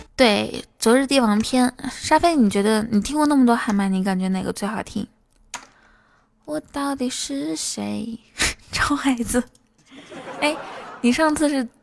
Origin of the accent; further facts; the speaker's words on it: Inner Mongolia, China; 我内蒙古人